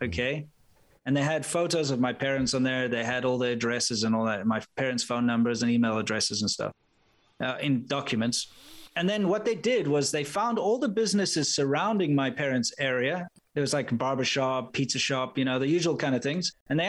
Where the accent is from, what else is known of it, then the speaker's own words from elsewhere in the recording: South Africa; being a South African, you're automatically labeled as a racist no matter where you go.